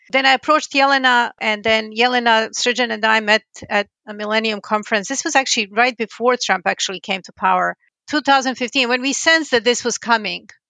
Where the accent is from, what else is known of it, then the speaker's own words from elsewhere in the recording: Belgrade, Serbia; now in United States; I was born in Belgrade in Yugoslavia in nineteen sixty-three